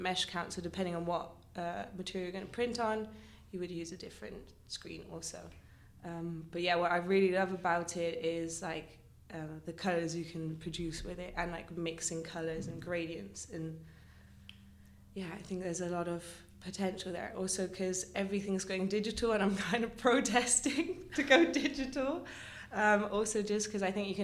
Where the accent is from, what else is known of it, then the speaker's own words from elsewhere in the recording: Luxembourg; moved away as an adult; now in Rotterdam, Netherlands; I'm from Luxembourg, but I'm half British and half Luxembourgish